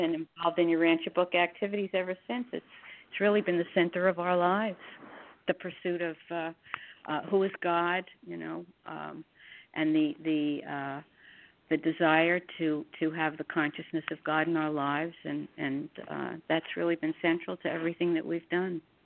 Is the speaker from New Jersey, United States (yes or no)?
yes; Hackensack, New Jersey, United States; also born or lived in Newark, New Jersey / Teaneck, New Jersey; they moved to Hackensack, New Jersey, where I went through ninth grade.